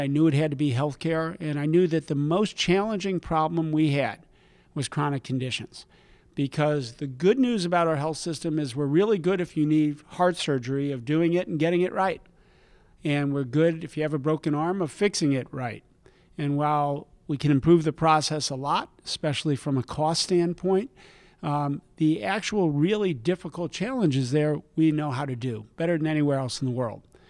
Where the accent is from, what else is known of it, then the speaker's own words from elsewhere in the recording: New Jersey, United States; I grew up in New Jersey